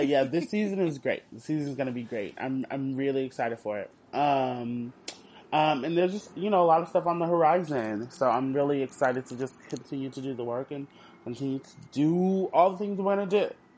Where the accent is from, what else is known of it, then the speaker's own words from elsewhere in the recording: Houston, Texas, United States; I'm from Houston